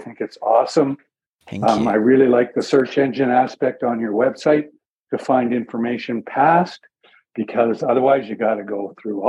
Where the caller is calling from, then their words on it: Kitchener, Ontario, Canada; I just wanted to let you know I'm calling from Robert J. Sawyer Country almost. I'm in Kitchener, area code 519.